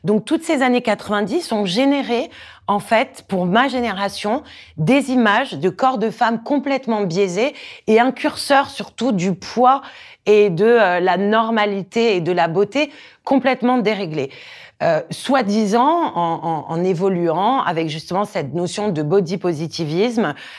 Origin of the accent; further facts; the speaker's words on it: Corsica, France; J'ai grandi en Corse